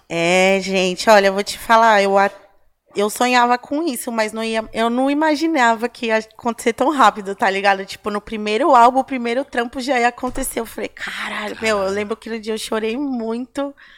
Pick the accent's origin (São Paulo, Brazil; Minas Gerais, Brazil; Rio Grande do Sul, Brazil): São Paulo, Brazil; Casa de Cultura do Ipiranga. Uhum ali na Tancredo Neves, é bem pertinho ali na, é na minha quebrada